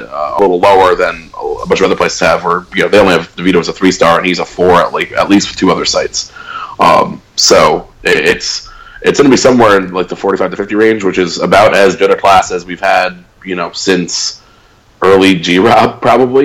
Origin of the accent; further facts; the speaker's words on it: Stamford, Connecticut, United States; moved away; my hometown, Half Full Brewery, which is in my hometown of Stanford